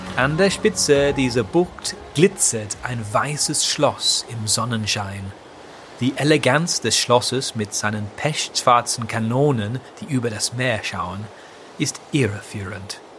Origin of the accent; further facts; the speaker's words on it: England, United Kingdom; Als Engländer von heute